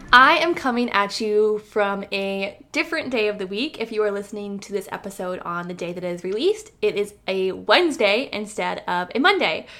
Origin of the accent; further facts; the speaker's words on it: Iowa, United States; moved away as an adult; now in North Carolina, United States; I moved a thousand miles away to the state of North Carolina from where I originally was born and raised in Iowa